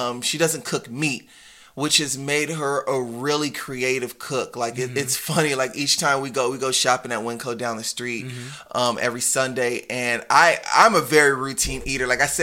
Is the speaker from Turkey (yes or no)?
no; Nigeria; I'm Nigerian